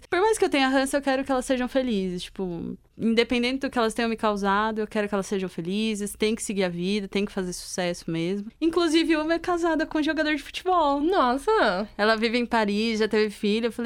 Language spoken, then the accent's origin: Portuguese; Caraguatatuba, São Paulo, Brazil; eu saí de São Paulo e mudei para pra Caraguá, que é o litoral norte de São Paulo